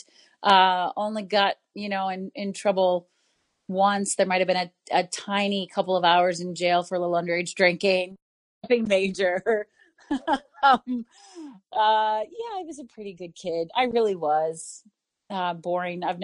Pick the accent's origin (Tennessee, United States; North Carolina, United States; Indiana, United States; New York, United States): Indiana, United States; Indianapolis; now in Chicago, United States; I grew up in Indianapolis, Indiana